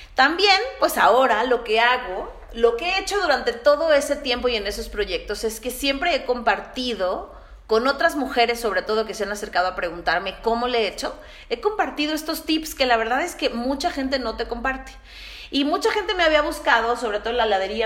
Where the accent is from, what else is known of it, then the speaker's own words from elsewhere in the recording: Mexico City, Mexico; moved away as an adult; now in San Luis Potosí, Mexico; yo soy de la Ciudad de México y pues vivo en San Luis más o menos desde hace unos 11 años